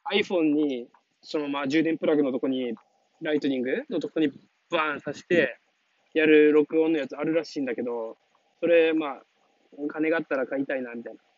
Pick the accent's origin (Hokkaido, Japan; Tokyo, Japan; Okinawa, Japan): Okinawa, Japan; 自分出身離島なんだけど